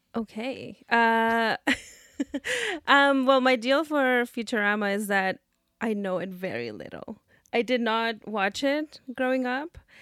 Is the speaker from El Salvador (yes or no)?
yes; El Salvador; moved away; I'm from El Salvador. I have been here now fifteen years